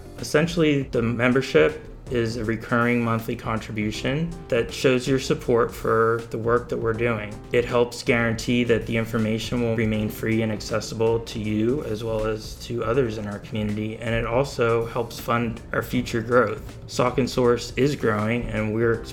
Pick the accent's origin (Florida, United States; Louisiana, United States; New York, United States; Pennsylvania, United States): Pennsylvania, United States; Bethlehem; I grew up in Bethlehem